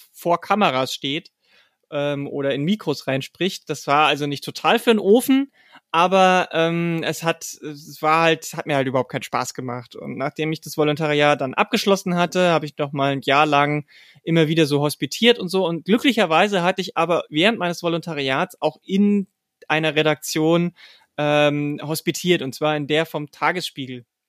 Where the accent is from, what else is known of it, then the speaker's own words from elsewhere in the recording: a small village near Passau, Lower Bavaria, Germany; moved away; also born or lived in Dresden / Mannheim / Berlin; in einem kleinen Dorf in der Nähe von Passau bin ich groß oh, geworden